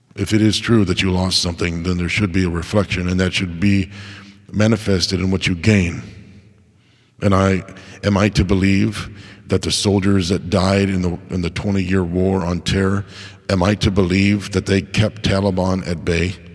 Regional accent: United States; as an American

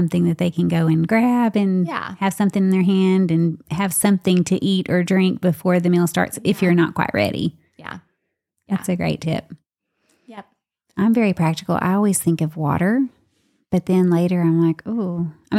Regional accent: the South, United States; I'm from the South too.

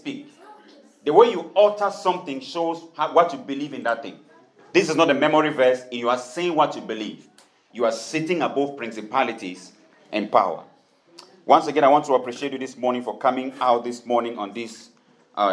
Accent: Tiko, Southwest Region, Cameroon; moved away; a town where I grew up in Tiko in Cameroon

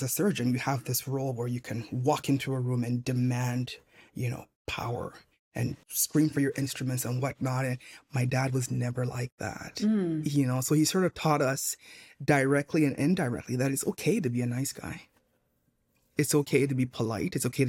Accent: Nigeria; also born or lived in Montreal, Canada; So even though I was born in Montreal, I spent my childhood in Nigeria.

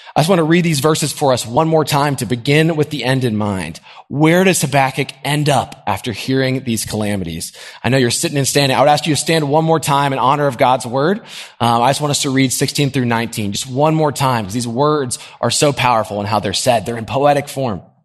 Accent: Nashville, Tennessee, United States; I grew up in Nashville. This is a great place to live

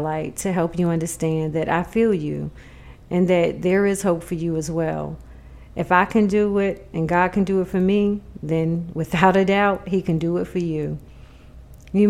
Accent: New York City, New York, United States; moved away; I am originally from Jamaica, Queens, New York.

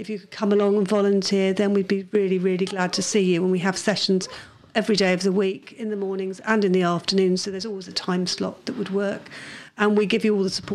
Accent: Gloucester, South West England, United Kingdom; I was born in Gloucester and went to Kingsholm

